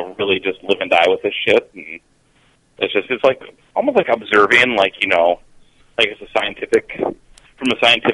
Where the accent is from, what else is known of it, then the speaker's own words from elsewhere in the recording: Minnesota, United States; I'm from Minnesota